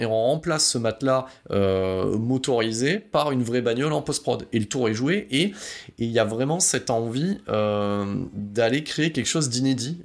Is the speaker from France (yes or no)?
yes; France; on est français